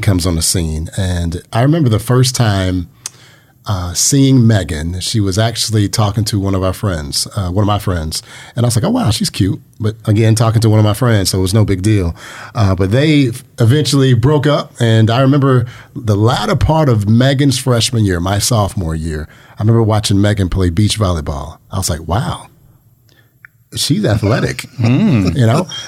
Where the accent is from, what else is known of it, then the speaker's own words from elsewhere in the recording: Chattanooga, Tennessee, United States; moved away as an adult; Born and raised in Chattanooga, Tennessee